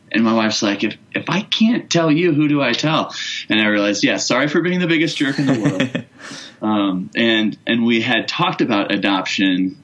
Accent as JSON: {"language": "English", "region": "Iowa", "country": "United States", "tie": "born or raised there", "moved": "as an adult", "lives_now": "Parker, Colorado, United States", "said": "I started back in Iowa at the church I actually grew up at and worked there for about 7 years"}